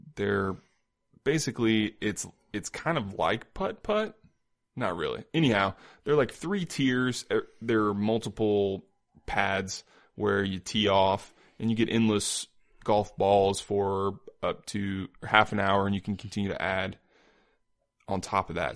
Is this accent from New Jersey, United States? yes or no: no; Indiana, United States; also born or lived in Iowa; now in Independence, Missouri, United States; I live in Independence. I'm from Indiana